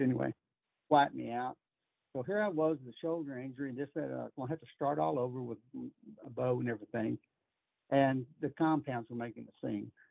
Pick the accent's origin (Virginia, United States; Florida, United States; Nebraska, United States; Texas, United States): Texas, United States; growing up in Texas